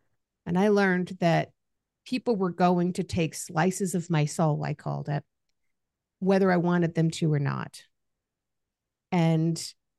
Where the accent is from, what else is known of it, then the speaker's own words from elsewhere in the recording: Kaiserslautern, Rhineland-Palatinate, Germany; born there; first language German; K-Town, Kaiserslautern, was the town outside of that military base. Mm-hmm. Rammstein. So when I was born, my first language was actually German. I spoke to all the neighbors in German. I loved it. My family was American.